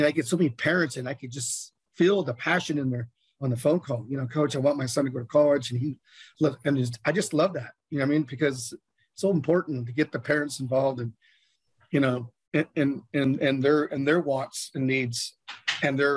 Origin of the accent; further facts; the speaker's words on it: Bay Area, California, United States; now in Las Vegas, United States; I'm from the Bay Area. And I used to go to Raider games as a kid growing up